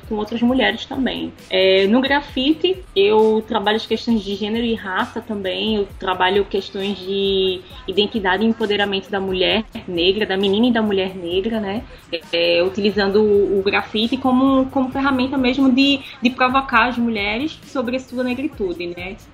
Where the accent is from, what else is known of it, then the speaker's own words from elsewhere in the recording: Recife, Pernambuco, Brazil; Sou de Recife, moro também aqui em Recife